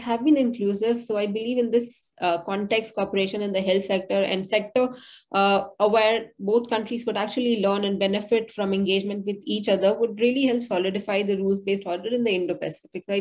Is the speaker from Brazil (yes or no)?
no; India; now in Taiwan; as an Indian living in Taiwan, an Indian scholar working in Taiwan